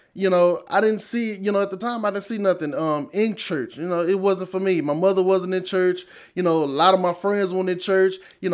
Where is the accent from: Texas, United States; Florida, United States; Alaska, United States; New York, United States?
Texas, United States; Marshall; I grew up in Marshall, Texas, born and raised, you know, down East Texas.